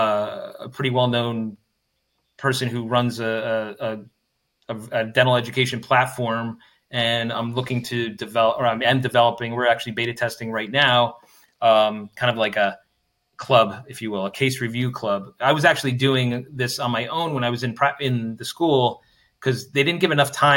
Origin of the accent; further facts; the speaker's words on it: New Jersey, United States; moved away; I'm from New Jersey originally